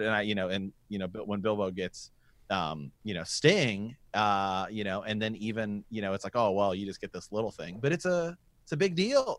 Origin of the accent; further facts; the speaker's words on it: Ohio, United States; we're from Ohio